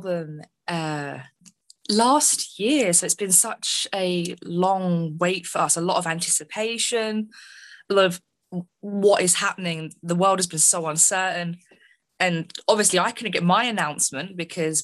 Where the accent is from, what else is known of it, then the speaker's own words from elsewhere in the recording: London, United Kingdom; my hometown, London